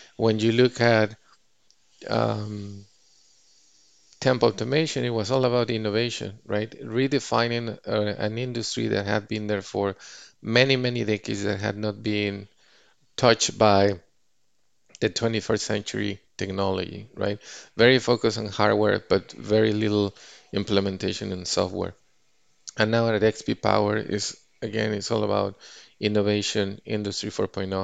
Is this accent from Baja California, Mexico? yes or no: no; Mexico City, Mexico; moved away as an adult; now in Bay Area, United States; my hometown in Mexico City